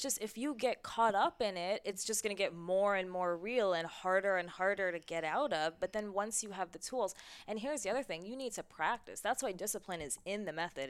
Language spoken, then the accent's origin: English; New York City, New York, United States; now in San Diego, United States; I'm from New York City